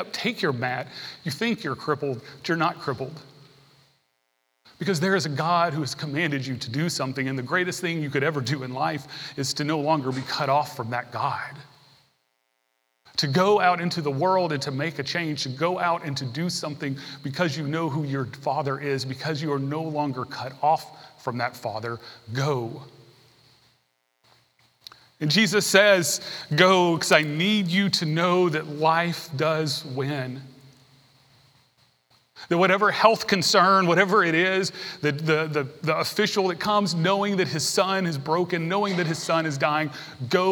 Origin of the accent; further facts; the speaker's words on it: Tennessee, United States; I grew up in Tennessee. I took Tennessee history.